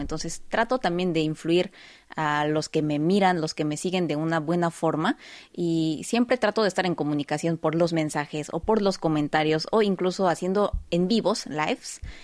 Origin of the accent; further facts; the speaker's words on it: South Korea; ya que también soy coreana